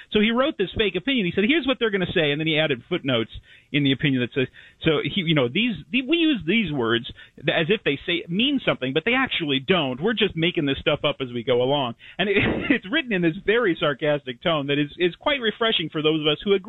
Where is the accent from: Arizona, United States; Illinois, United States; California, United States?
Arizona, United States